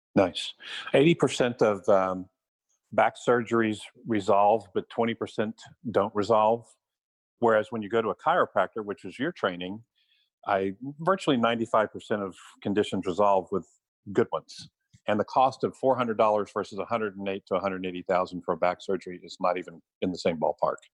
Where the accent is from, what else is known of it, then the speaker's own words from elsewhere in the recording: San Antonio, Texas, United States; also born or lived in Austin, Texas; I love Texas. I'm born and raised here. I'm from San Antonio